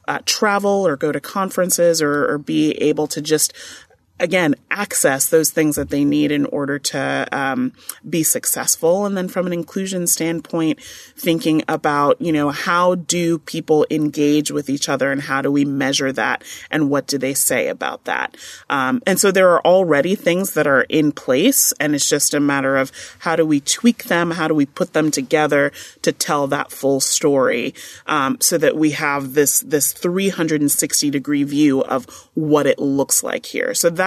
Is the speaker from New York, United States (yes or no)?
yes; New York, United States; I'm originally from New York, so I went to NYU and I went to Fordham.